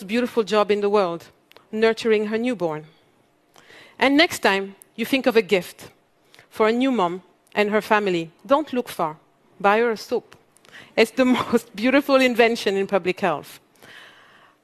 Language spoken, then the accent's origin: English; Mali; moved away; also born or lived in Europe; I come from Mali, one of the world's poorest countries. I grew up in a family where every dinner conversation was around social justice.